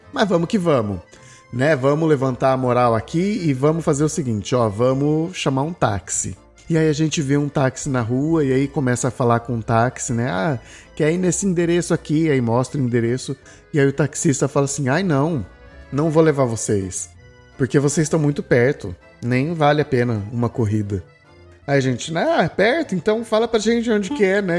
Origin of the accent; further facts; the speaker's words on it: Brazil; vem eu, brasileiro, com as minhas cargas, com a minha história